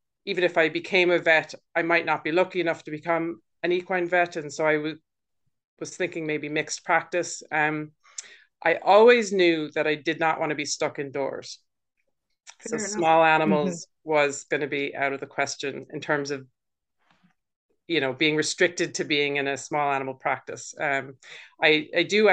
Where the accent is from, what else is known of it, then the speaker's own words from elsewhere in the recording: United States; moved away as an adult; also born or lived in London, United Kingdom; now in Wexford, Ireland; I'm from the States and grew up there